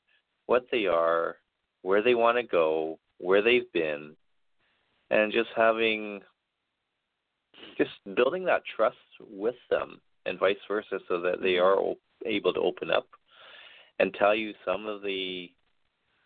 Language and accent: English; Vancouver, British Columbia, Canada; I am from Vancouver, Canada, from the west coast of Canada.